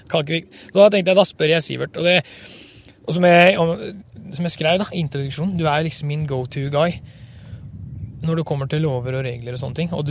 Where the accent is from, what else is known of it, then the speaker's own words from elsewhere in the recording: Western Norway, Norway; Eh, det er klart, eh, jeg er vel en vestlending. Jeg er det. Jeg trives godt her oppe, sjøl om dialekta henger lite grann igjen.